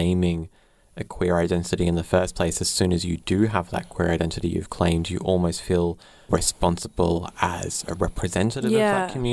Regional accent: Brisbane, Queensland, Australia; I grew up in Brisbane

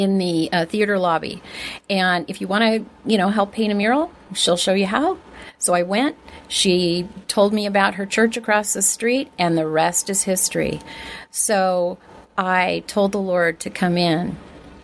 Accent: Oceanside, California, United States; born or raised there; also born or lived in Inglewood, California / San Fernando Valley, California

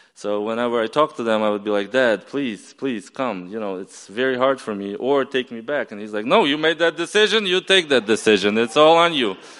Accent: Ukraine; also born or lived in upstate New York, United States / Maryland, United States; now in United States; I flew back to Ukraine. I explained my grandfather why I didn't show up for 10 years

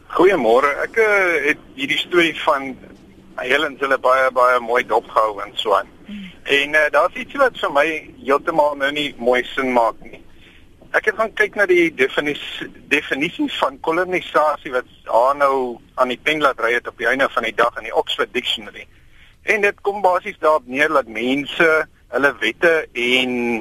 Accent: Paarl, Western Cape, South Africa; Ek is in die Parel gebore.

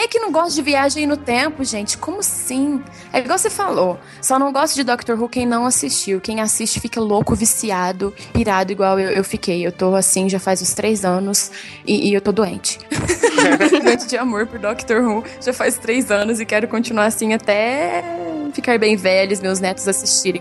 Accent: Franca, São Paulo, Brazil; eu sou de Franca, São Paulo

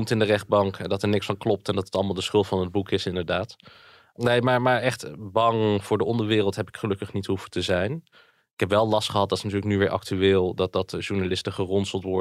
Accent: Friesland, Netherlands; born there; also born or lived in Alphen aan de Rijn / Zwolle / Groningen; ja, ja, ik ben geboren in Friesland.

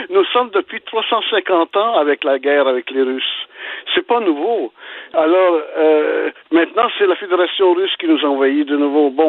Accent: Belgium; now in Canada; Je suis né en Belgique

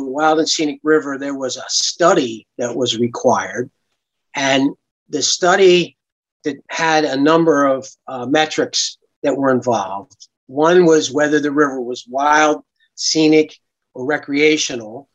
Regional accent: Brigantine, New Jersey, United States; I grew up in Brigantine

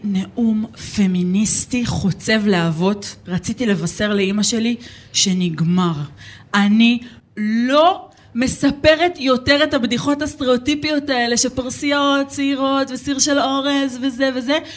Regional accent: Neve Shalom, Jerusalem District, Israel; אני גדלתי בנווה שלום

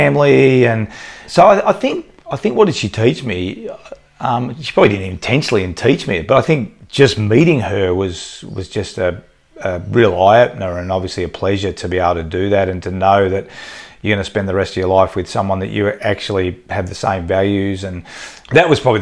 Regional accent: Australia; as a guy growing up in Australia

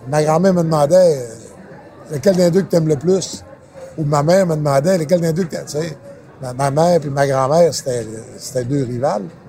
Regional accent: Saint-David-de-Falardeau, Quebec, Canada; je viens de Saint-David de Falardeau

